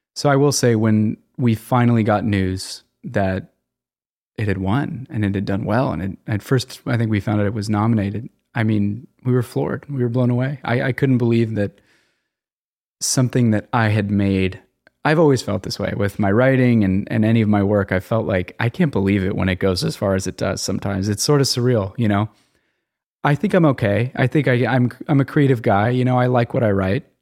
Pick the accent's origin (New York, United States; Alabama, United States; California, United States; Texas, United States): California, United States; Los Angeles; I'm from the San Fernando Valley